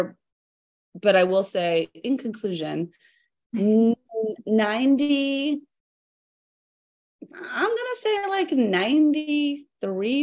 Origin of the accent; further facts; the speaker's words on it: United States; as an American